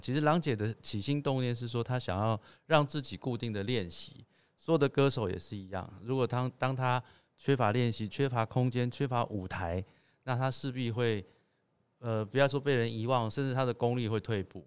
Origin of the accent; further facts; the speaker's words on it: Taipei, Taiwan; 我是台北人，哈，从小也是住在台北